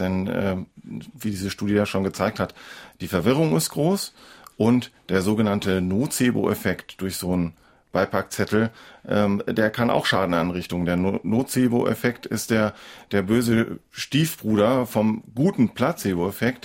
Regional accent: Northern Germany, Germany; bei uns in Norddeutschland

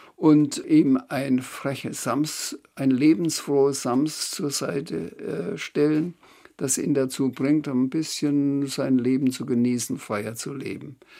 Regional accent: Schweinfurt, Bavaria, Germany; ich bin groß geworden in Schweinfurt

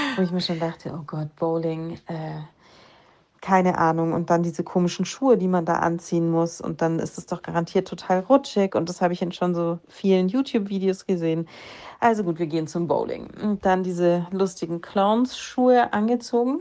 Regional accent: Germany; ich bin Deutsche

